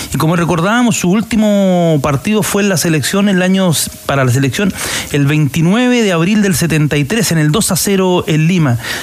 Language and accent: Spanish; San Antonio, Valparaíso, Chile; de San Antonio, de donde yo soy, de, soy del puerto San Antonio